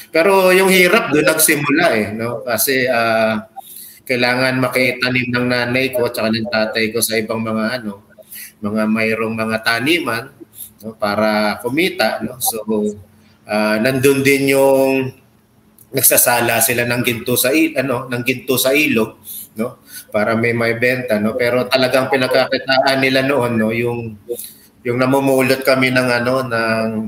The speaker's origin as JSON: {"language": "Tagalog", "town": "Parañaque", "region": "Metro Manila", "country": "Philippines", "tie": "born or raised there", "said": "pinanganak, pinanganak at lumaki ko sa ano sa uh, bagong sikat split sa Baclaran, Parañaque City."}